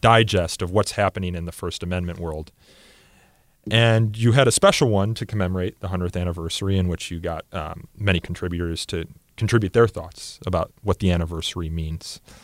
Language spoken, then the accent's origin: English; Elmhurst, Illinois, United States; my hometown of Elmhurst, I-, Illinois